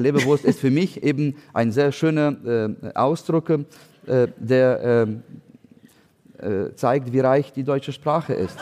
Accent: Ukraine; German is a second language; moved away as an adult; also born or lived in Hamburg; now in Berlin, Germany; wir als Ukrainer

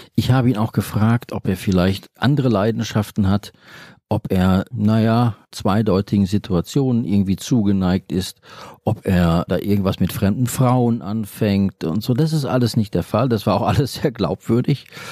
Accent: Bochum, North Rhine-Westphalia, Germany; Ich persönlich, ich bin in Bochum aufgewachsen

